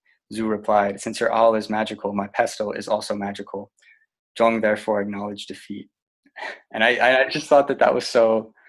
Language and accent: English; Asheville, North Carolina, United States; also born or lived in San Diego, California; I'm originally from San Diego, California, although I moved around a lot as a kid. I grew up in Asheville, North Carolina.